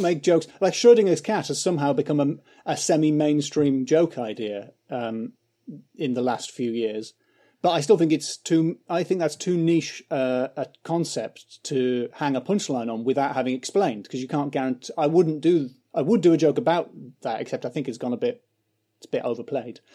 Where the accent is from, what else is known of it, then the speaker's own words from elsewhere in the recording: County Durham, North East England, United Kingdom; moved away as an adult; now in London, United Kingdom; I grew up in County Durham